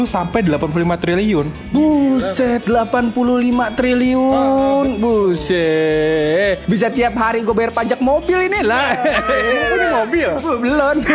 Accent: Ciputat, Banten, Indonesia; Lah cuman anu di desanya temen gua kan desa gua di Jombang nih. Jombang Ciputat.

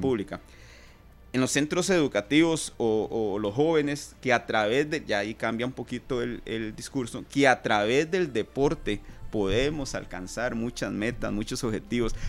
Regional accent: Costa Rica; como costarricense que soy

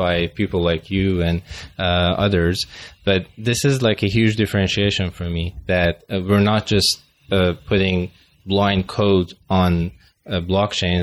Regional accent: Finland; accent: Finglish; English is a second language; my Finglish accent

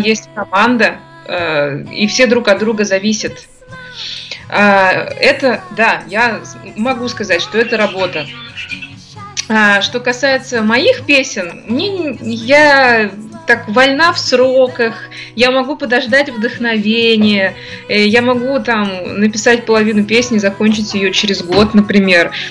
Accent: Ufa, Bashkortostan, Russia; born or raised there

